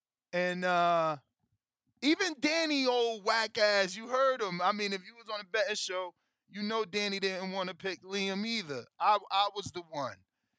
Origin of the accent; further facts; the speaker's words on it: Philadelphia, Pennsylvania, United States; I'm from Philly. He from Philly.